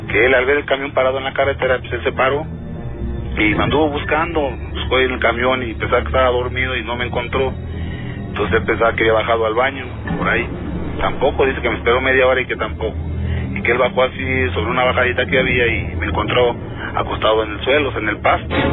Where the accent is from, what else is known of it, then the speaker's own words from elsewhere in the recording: Mexico City, Mexico; Yo le dije, no, pues yo vengo de la Ciudad de México.